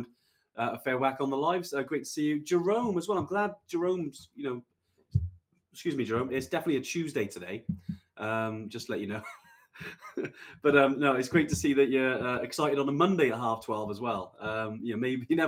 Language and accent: English; Welsh, Wales, United Kingdom; I'm definitely Welsh, and but I don't speak the language